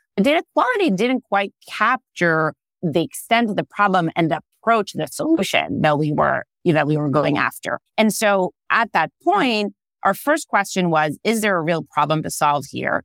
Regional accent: Israel; English is a second language; moved away as an adult; now in California, United States; I am originally born and raised in Israel.

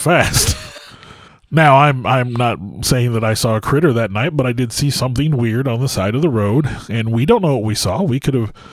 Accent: United States; I'm American.

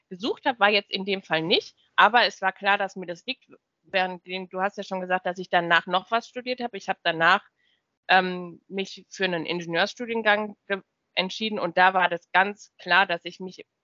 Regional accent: Hesse, Germany; Ja, genau, ich komme eigentlich da aus Rhein-Main-Gebiet.

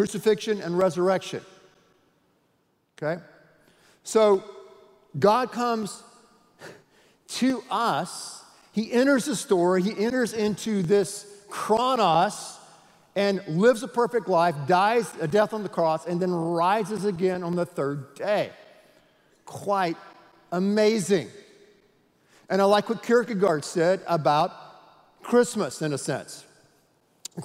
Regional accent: United States; I'm an American

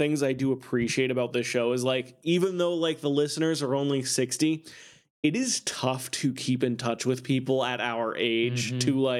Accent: Canada; I'm Canadian, but I'm very interested in America.

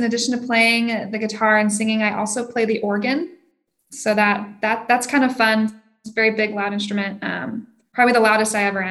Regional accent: Rexburg, Idaho, United States; moved away; So I am also from a small town. I grew up in Rexburg, Idaho, a small town in Southeast Idaho, kind of a rural farming potato community. I went to school there.

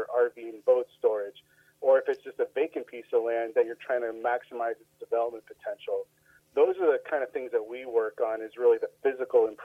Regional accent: Sonoma County, California, United States; moved away as an adult; also born or lived in Humboldt State University, Northern California / east of Dallas, Texas; now in Dallas area, Texas, United States; I grew up in Sonoma County, so just north of San Francisco

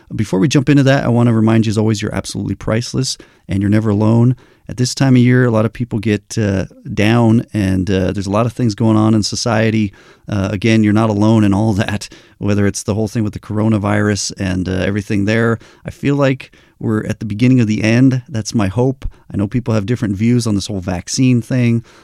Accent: New Mexico, United States; I grew up in New Mexico

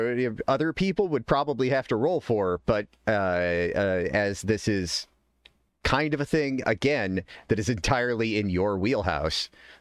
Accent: United States; because I'm American.

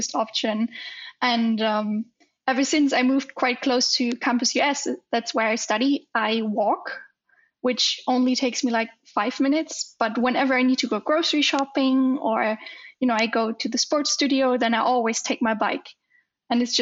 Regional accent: Germany; now in Sweden; I'm from Germany

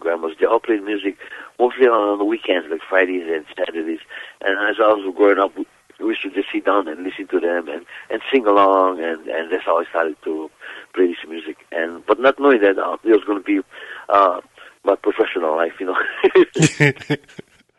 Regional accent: Kalapana, Hawaii, United States; I grew up on the Big Island of Hawaii in a place called Kalapana.

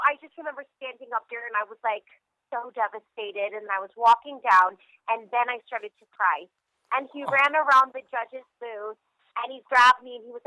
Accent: Las Vegas, Nevada, United States; I used to play in Vegas when I was a little girl at all the jazz clubs.

